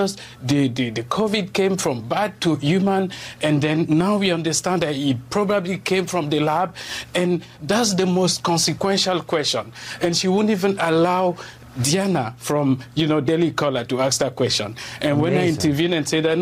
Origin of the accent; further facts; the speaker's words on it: Cameroon; English is a second language; now in United States; I wasn't born here. I was born in Cameroon. I speak French. I speak different languages. I don't have the American accent.